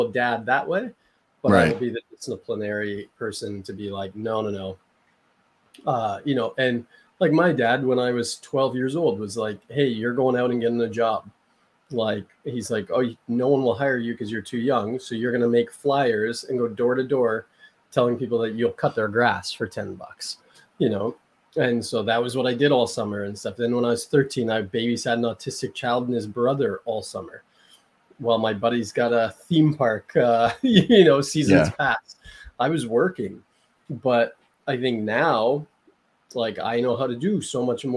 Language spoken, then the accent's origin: English; Canada; also born or lived in Las Vegas; I'm not American. I'm Canadian.